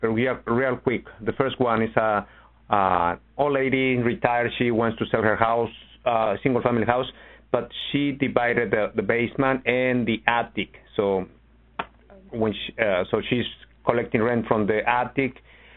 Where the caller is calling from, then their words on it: Chicago, Illinois, United States; I'm in Chicago, Ron. How are you?